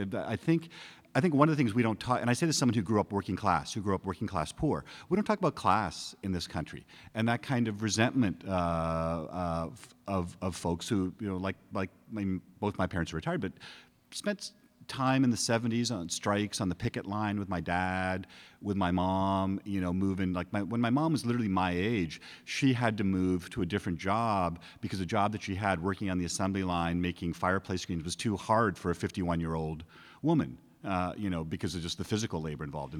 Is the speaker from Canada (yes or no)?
yes; Canada; now in United States; I grew up in Canada. I became a U.S. citizen a couple of years ago